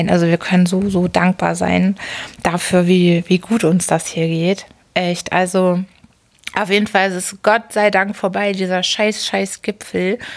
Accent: Hamburg, Germany; Und also ich muss echt sagen, als Hamburgerin, ich finde Bonn ganz schön spießig.

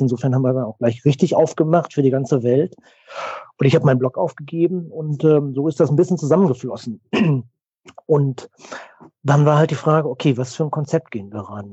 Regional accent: the West, West Germany, Germany; Wir sind beide aus dem Westen

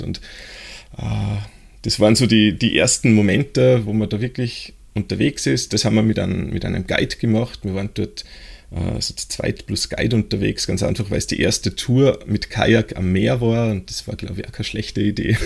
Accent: Austria; bei uns, äh, in Österreich

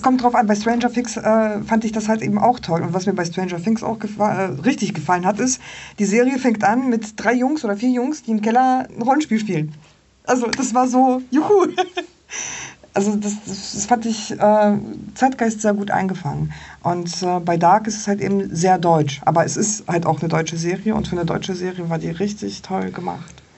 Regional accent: Poland; moved away; ich komme ja aus Polen

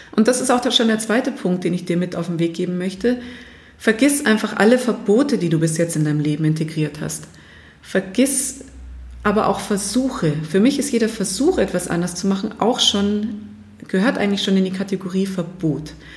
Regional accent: Germany; bei uns in Deutschland

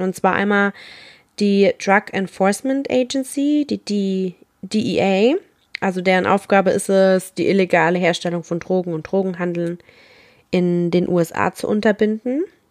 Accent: Rhineland-Palatinate, Germany; ich komme aus der Pfalz

